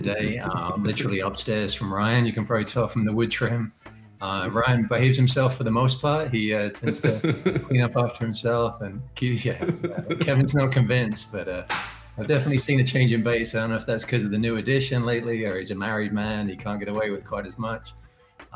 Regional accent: Canterbury, South East England, United Kingdom; moved away as an adult; now in Michigan, United States; I originally am from England. I grew up in Canterbury, which is a town in the southeast of England

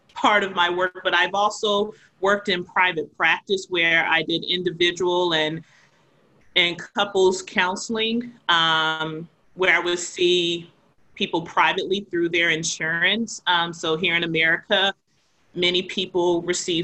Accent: the South, United States; now in Boston, United States; I was a person who was raised in the South, of the South meaning the United States

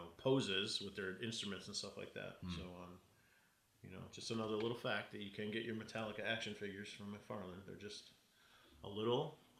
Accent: Cleveland, Ohio, United States; now in Las Vegas, United States; I'm repping my hometown because I just got back from Cleveland, Ohio

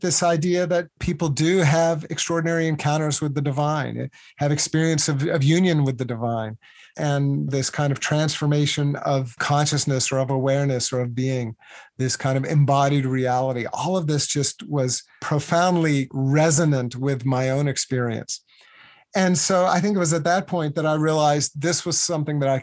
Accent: Virginia, United States; I grew up in Virginia.

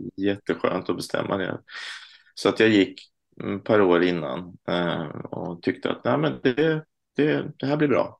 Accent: Stockholm, Stockholm County, Sweden; moved away as an adult; also born or lived in Småland (parents); now in Lund, Sweden; jag är född i Stockholm eh, av småländska föräldrar. Men nu sedan några år bor jag i Lund.

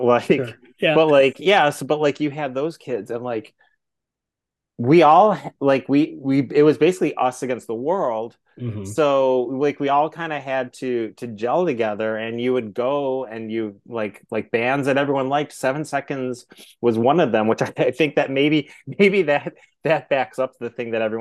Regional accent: Twinsburg, Ohio, United States; I grew up in Twinsburg. So like, you know, in a suburb halfway between, you know, Cleveland and Akron

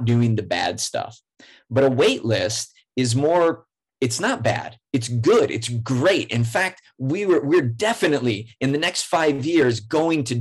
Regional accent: rural Iowa, United States; also born or lived in San Diego; now in Minneapolis, United States; I grew up in rural Iowa, really small town

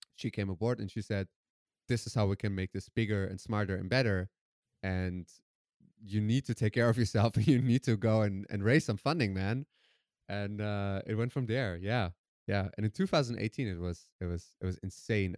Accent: Germany; also born or lived in Iran / Netherlands; my parents fled Iran when I was three years old, and I grew up in Germany

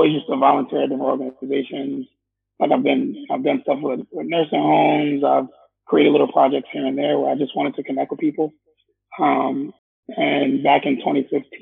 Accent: New York City, New York, United States; born or raised there; also born or lived in Staten Island, New York

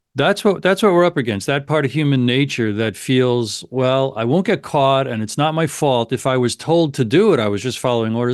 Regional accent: United States; as an American

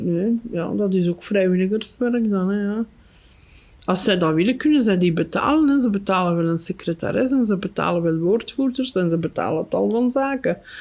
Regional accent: Flanders, Belgium; Bij ons in Torp, daar staan nog een paar huizen

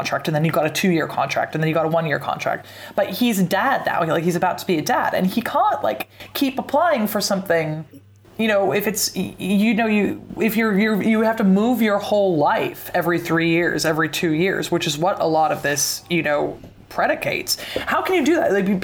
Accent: Pacific Northwest, United States; I'm from the Pacific Northwest

